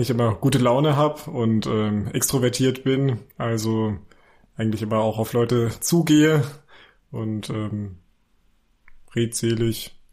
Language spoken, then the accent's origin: German; Weilburg, Hesse, Germany; born there; now in Leipzig, Germany; ich komme gebürtig aus Hesse, also ich bin gebürtiger Hesse aus Weilburg an der Lahn.